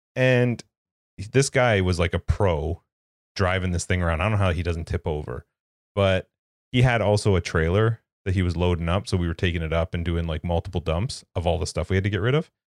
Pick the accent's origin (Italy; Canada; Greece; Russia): Canada; as a Canadian